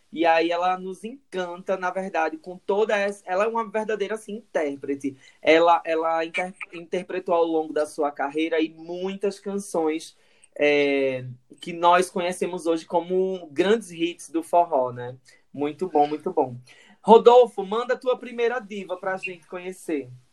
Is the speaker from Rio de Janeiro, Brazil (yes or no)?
no; Caruaru, Pernambuco, Brazil; a gente é de Caruaru